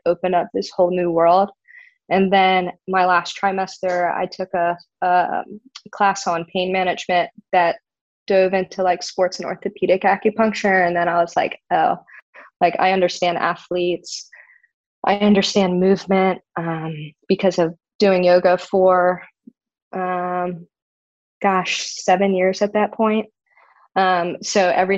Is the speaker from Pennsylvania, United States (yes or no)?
no; Maryland, United States; moved away; I'm originally from Maryland